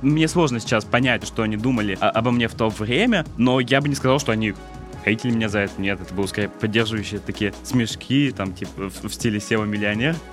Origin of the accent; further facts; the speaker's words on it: Votkinsk, Udmurtia, Russia; moved away; also born or lived in Saint Petersburg; я, собственно, из Воткинска был